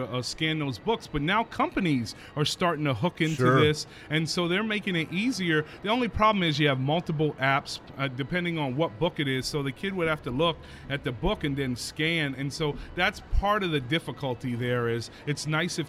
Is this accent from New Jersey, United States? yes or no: no; Miami, Florida, United States; moved away as an adult; also born or lived in Pinellas County, Florida; now in Illinois, United States; grew up in Miami, and started teaching in Pinellas County Schools for 10 years